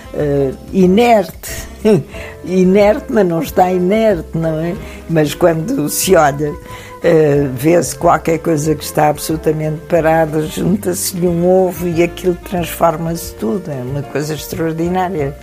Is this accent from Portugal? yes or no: yes; Alentejo, Portugal; sou um produto do grão, sou alentejana